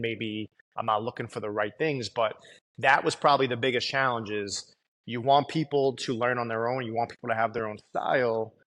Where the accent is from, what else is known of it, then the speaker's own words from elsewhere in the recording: New York City, New York, United States; growing up in Staten Island